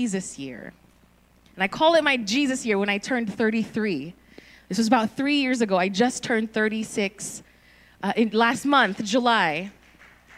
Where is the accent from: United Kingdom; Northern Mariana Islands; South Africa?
Northern Mariana Islands; also born or lived in Philippines; now in California, United States; I was born in the Philippines. When I was 6 years old, we moved to Saipan, so I was raised on the tiny island of Saipan